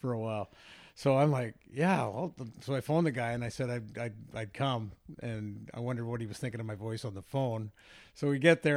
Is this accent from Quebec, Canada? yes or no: no; Vancouver, British Columbia, Canada; I grew up in Vancouver